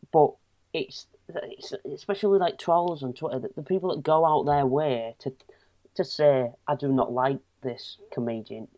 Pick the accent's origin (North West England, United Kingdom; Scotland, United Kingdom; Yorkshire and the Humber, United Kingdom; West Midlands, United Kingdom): Yorkshire and the Humber, United Kingdom; Hull; being from Hull